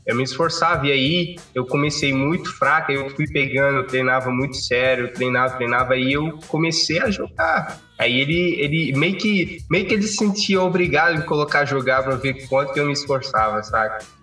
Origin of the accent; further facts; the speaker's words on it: Cape Verde; moved away as an adult; now in Brazil; eu sou de Cabo Verde. Eu amo muito basquete, né? Eu vim para o Brasil só para estudar mesmo